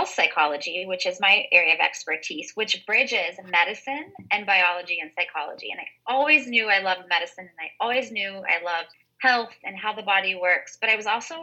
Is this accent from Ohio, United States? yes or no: yes; Ohio, United States; moved away as an adult; now in Vermont, United States; I grew up in Ohio, I grew up in the Midwest